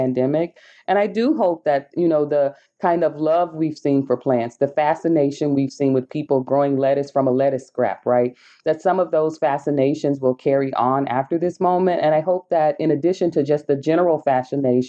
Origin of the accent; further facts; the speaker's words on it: the South, United States; I'm from the South in the U.S., a descendant of enslaved people